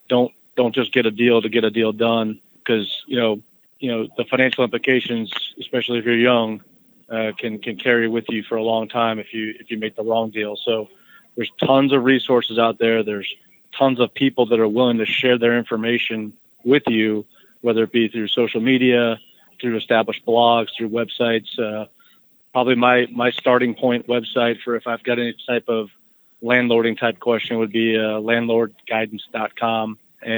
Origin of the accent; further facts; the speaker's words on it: Florida, United States; So mostly I grew up in Florida, but, you know, I own a house in Georgia and I own a house in Tennessee.